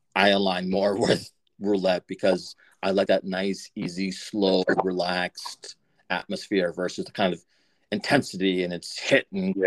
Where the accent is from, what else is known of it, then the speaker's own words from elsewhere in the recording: Methuen, Massachusetts, United States; I grew up in Methuen, so Salem, New Hampshire